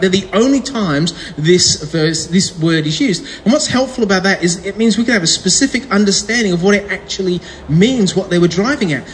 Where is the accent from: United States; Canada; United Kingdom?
United Kingdom; England; I was born in England